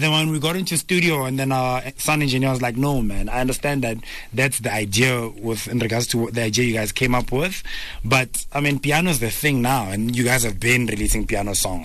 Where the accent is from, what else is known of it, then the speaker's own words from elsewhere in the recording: Pretoria, Gauteng, South Africa; also born or lived in Soweto; I grew up in Pretoria, Soshanguve.